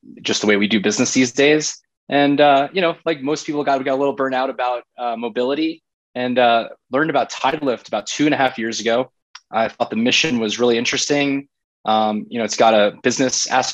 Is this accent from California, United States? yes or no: no; South Florida, United States; moved away as an adult; also born or lived in Boston / Breckenridge, Colorado; now in Brooklyn, New York, United States; I grew up in South Florida